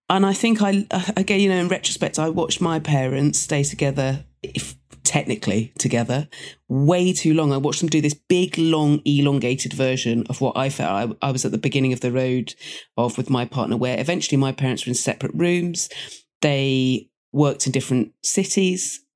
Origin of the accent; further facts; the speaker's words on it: Dorset, South West England, United Kingdom; moved away as an adult; also born or lived in London; I grew up in Dorset